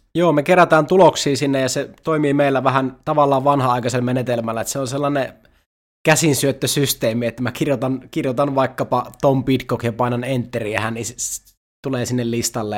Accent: Iisalmi, North Savo, Finland; mä oon Iisalmesta kotoisin

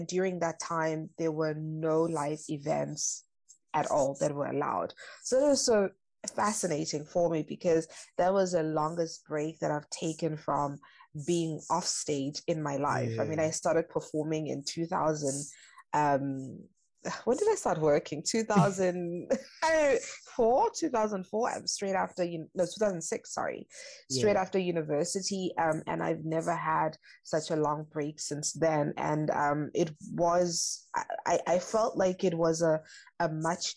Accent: Durban, KwaZulu-Natal, South Africa; moved away as an adult; also born or lived in Mahlong, KwaZulu-Natal / New York City; now in Germany; I grew up in Durban

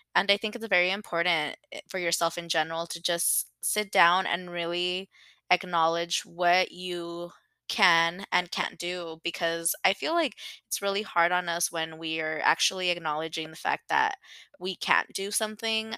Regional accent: Los Angeles, California, United States; I grew up in LA. I'm from San Fernando Valley.

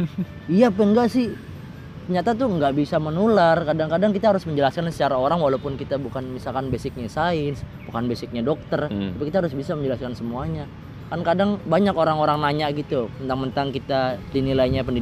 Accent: Jakarta, Indonesia; accent: Betawi Arab; bapak-bapak nih saya sekarang sedang mengeluarkan sedikit-sedikit nih logat-logat Jawa lagi padahal dulu logat saya Betawi Arab

